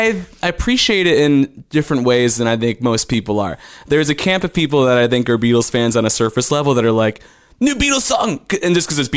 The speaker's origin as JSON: {"language": "English", "town": "Yorkville", "region": "Illinois", "country": "United States", "tie": "born or raised there", "also_born_or_lived": "Indiana", "moved": "as an adult", "lives_now": "Austin, United States", "said": "I'm from around Chicago. It's a town called Yorkville, middle of Illinois."}